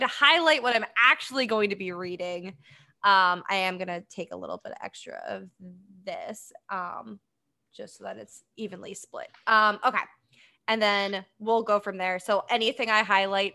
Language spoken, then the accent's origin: English; Boston, Massachusetts, United States; I grew up in Boston, slash outside of Boston.